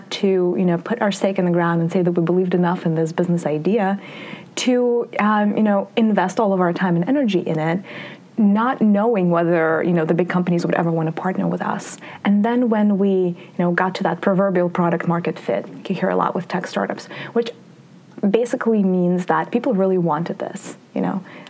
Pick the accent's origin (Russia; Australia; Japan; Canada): Russia; moved away; I grew up in the Soviet Union / Russia